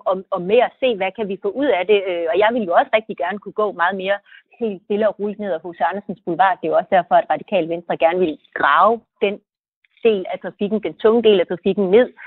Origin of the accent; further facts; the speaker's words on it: Jutland, Denmark; jeg er også fra Jylland